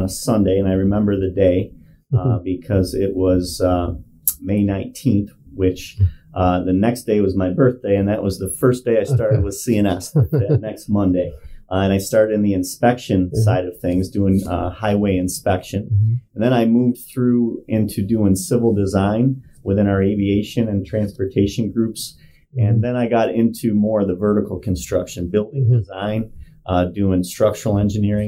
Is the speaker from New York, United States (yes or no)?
yes; Palermo, New York, United States; I grew up in Oswego County, mm-hmm. in a small town called Palermo, mm-hmm. and I actually still live there today